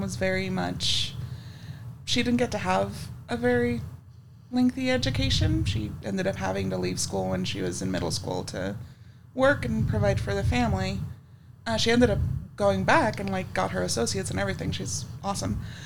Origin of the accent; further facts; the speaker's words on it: West Texas, United States; I grew up in West Texas